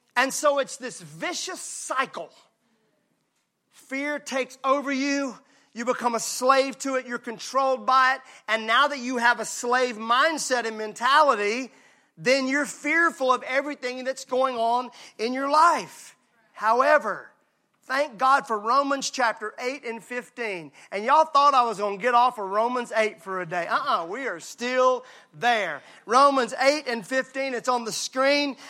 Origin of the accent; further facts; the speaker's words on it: Mississippi, United States; I'm from Mississippi